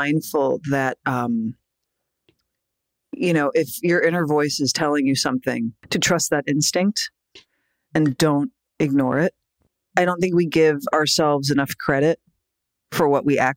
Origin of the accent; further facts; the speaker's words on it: New York, United States; I was this little like scrawny indie girl from New York